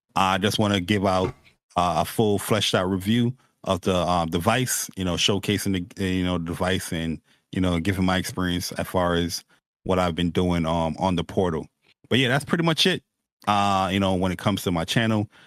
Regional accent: New York, United States; me and Persona, we, we're, we're New Yorker dudes

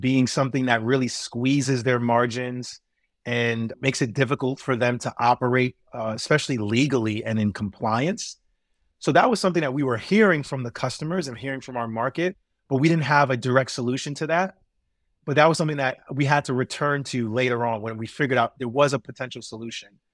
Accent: New York City, New York, United States; growing up in New York City, where I lived in transit deserts, particularly in Brooklyn and in Queens

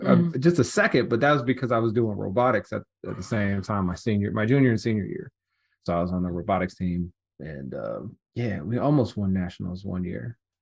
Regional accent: Detroit, Michigan, United States; also born or lived in Southfield; I was born in Detroit, actually grew up on the east side

